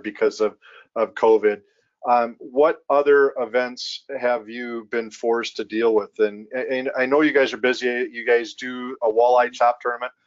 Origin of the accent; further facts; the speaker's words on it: Minnesota, United States; growing up in Minnesota